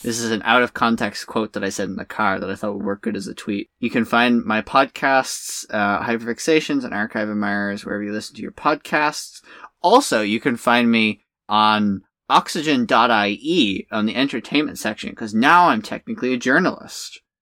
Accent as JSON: {"language": "English", "country": "Ireland", "said": "in Ireland, we just call each other swears"}